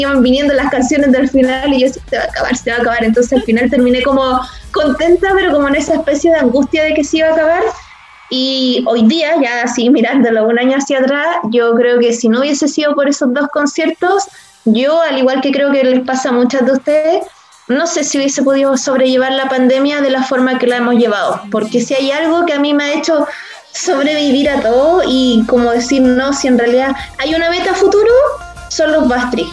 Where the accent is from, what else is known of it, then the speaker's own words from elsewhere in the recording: Valparaíso, Chile; yo soy de Valparaíso